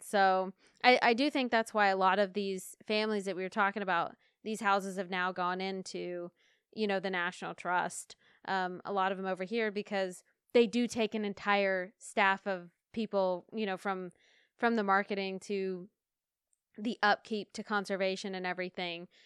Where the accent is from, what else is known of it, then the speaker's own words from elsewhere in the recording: Asheville, North Carolina, United States; my hometown in Asheville, North Carolina